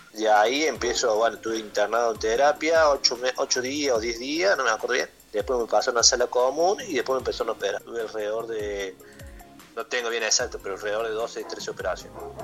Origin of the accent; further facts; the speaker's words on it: Córdoba, Argentina; yo soy de Córdoba, siempre viví de chiquito en Córdoba